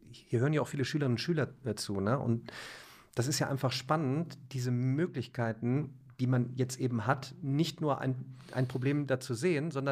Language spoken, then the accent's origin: German; Remscheid, North Rhine-Westphalia, Germany; Ich komme aus Remscheid, ne?